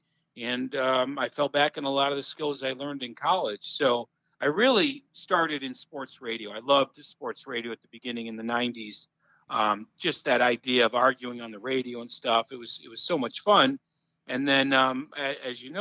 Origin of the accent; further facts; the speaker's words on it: Northbrook, Illinois, United States; I grew up in Northbrook, North Shore.